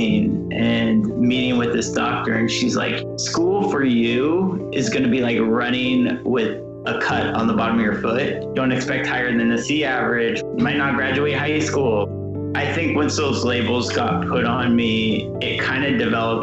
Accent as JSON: {"language": "English", "town": "Portland", "country": "United States", "tie": "born or raised there", "said": "I was growing up in Portland."}